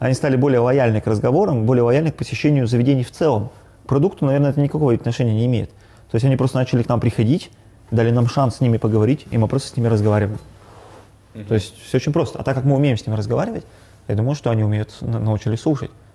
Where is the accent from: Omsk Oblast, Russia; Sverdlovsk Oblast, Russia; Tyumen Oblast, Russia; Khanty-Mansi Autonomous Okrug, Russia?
Sverdlovsk Oblast, Russia; Yekaterinburg; я родился в Екатеринбурге, ну, в Свердловске тогда еще, в 88 году учился в Горном университете